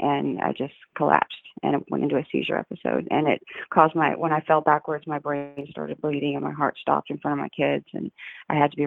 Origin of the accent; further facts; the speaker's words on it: Austin, Texas, United States; also born or lived in Houston / Dallas / Granbury; I was born and raised in Austin and Houston. My dad moved to Houston when I was 11, so I grew up in both cities.